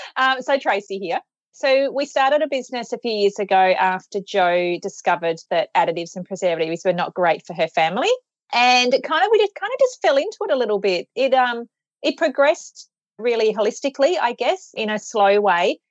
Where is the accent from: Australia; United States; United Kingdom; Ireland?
Australia; we're from Australia